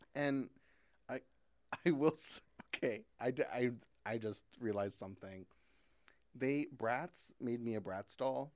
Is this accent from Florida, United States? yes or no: no; Christian County, Kentucky, United States; also born or lived in Fort Campbell, Kentucky; I was born in Fort Campbell, which is this army base that's in Kentucky.